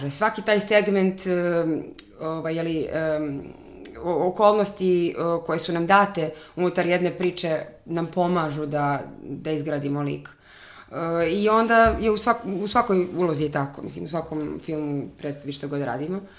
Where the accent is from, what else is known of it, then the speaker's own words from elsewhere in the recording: Bijela, Herceg Novi Municipality, Montenegro; also born or lived in Los Angeles, United States; now in Belgrade, Serbia; ja sam iz Bijele, um, tamo sam odrasla